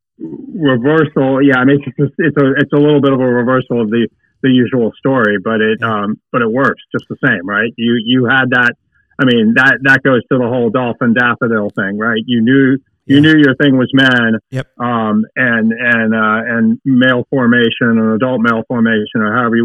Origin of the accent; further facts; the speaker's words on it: California, United States; also born or lived in Pasadena, California / San Francisco Bay Area; I was born in Southern California. I was born in Pasadena, home of the Rose Bowl.